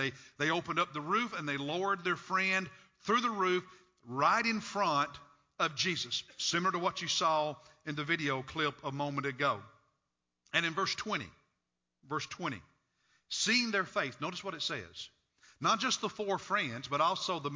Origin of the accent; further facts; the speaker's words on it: Kentucky, United States; When I was a kid growing up in Kentucky